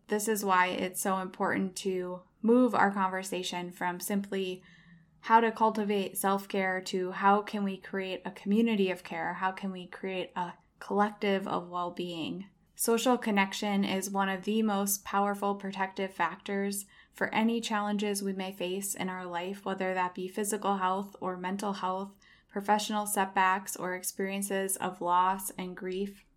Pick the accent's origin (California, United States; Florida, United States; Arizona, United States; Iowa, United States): Iowa, United States; moved away as an adult; also born or lived in southern Spain / Chicago; now in Los Angeles, United States; I have moved from my home state of Iowa to southern Spain for a brief stint, then to Chicago, and finally Los Angeles, where I currently live today.